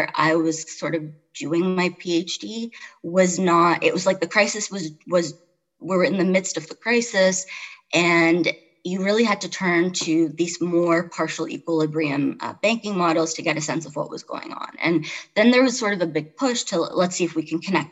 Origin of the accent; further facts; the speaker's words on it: Toronto, Ontario, Canada; moved away as an adult; also born or lived in Chicago; now in Charlottesville, United States; I grew up in Toronto, I lived in Chicago, so I've been like a big city person all my life